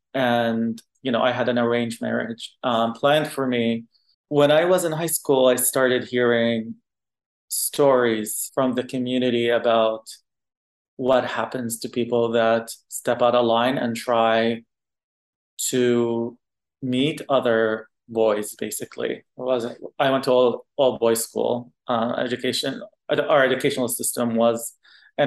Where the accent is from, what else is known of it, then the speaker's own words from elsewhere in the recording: Qatar; first language Arabic; English is a second language; now in San Francisco, United States; I was born and raised in Qatar. I only spoke Arabic till I was in middle school / high school.